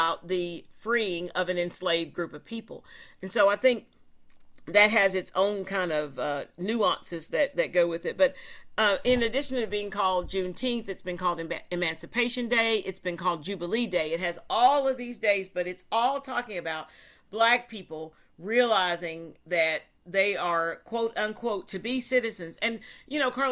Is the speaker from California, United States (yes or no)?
no; Tennessee, United States; in Tennessee, we actually celebrate something called the 8th of August